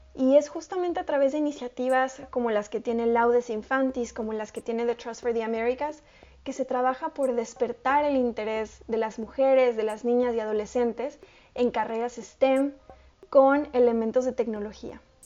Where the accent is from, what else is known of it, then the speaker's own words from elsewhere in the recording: Mexico; yo soy mexicana, entonces este, pongo ahí el ejemplo de mi país